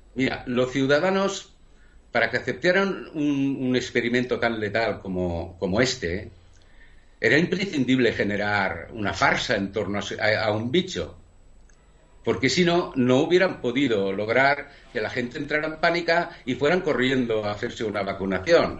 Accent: Spain; nosotros, como, como españoles

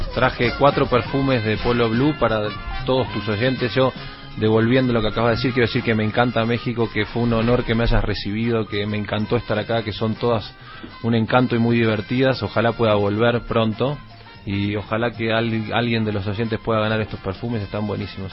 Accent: Argentina; also born or lived in Valencia, Venezuela; cuando tenía cinco meses me fui a Argentina.

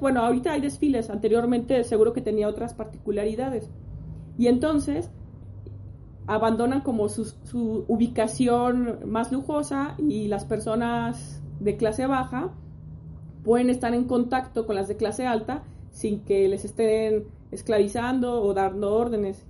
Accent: Mexico; nosotros como mexicanos

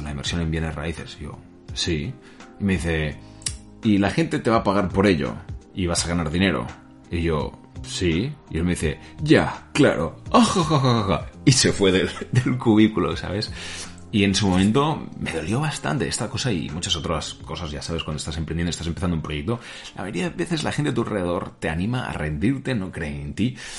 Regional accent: Spain; moved away as an adult; also born or lived in United States; nací, he nacido aquí en España

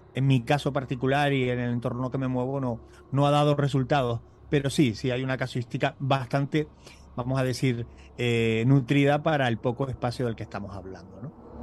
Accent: Canary Islands, Spain; digo cañizo y no cañizo porque soy canario

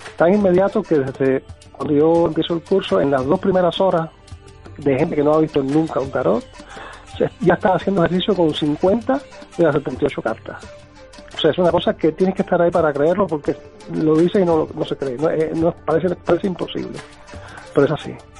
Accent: Cuba; moved away; yo nací en Cuba eh, en el año 57

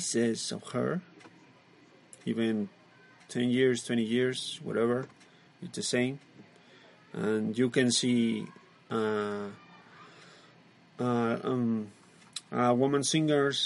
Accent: Mexico; English is a second language; We are from Mexico

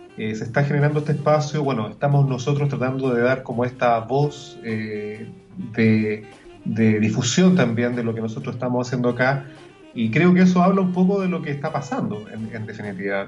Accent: Chile; nosotros como chilenos

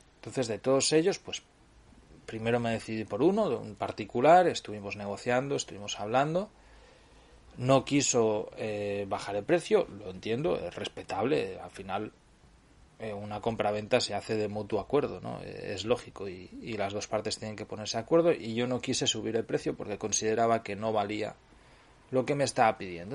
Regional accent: Cardedeu, Catalonia, Spain; yo vengo de... soy, de Cardedeu, ya lo sabéis, es muy cercano a Barcelona

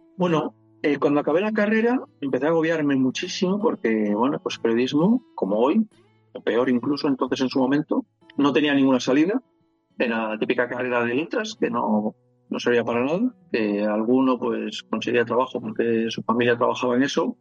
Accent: Palencia, Castile and León, Spain; moved away as an adult; also born or lived in Madrid / Cuenca; en Palencia, de donde soy

